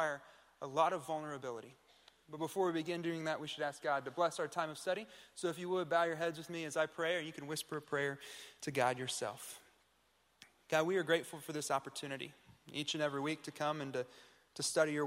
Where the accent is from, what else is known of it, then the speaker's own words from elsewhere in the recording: Tulsa, Oklahoma, United States; I'm from the Tulsa area